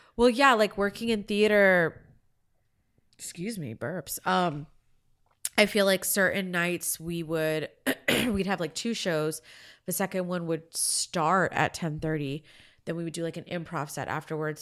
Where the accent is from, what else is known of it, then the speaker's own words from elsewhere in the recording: Florida, United States; now in Los Angeles, United States; I grew up in Florida